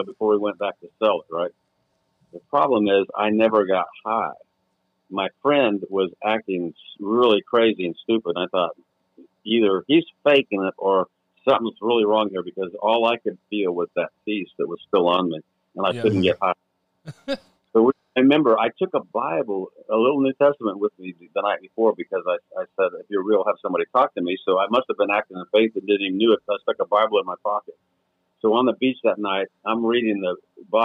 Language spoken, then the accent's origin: English; California, United States; Being raised in California